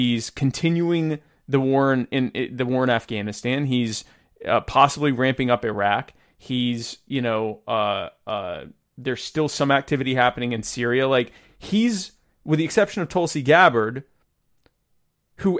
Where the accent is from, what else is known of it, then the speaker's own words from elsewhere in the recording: the South, United States; I was raised in the South and sound like this.